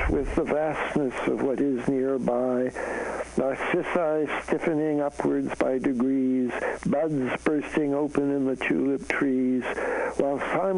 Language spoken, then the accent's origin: English; Canada; moved away; I'm a Canadian, so I come from north of the border